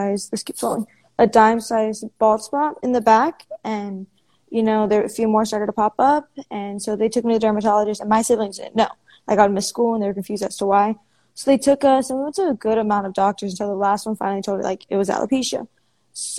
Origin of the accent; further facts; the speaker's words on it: Houston, Texas, United States; I am from Houston, Texas